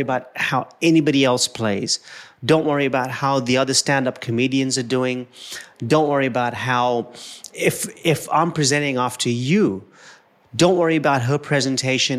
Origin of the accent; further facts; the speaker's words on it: Kenya; I'm an Indian who was born in Kenya.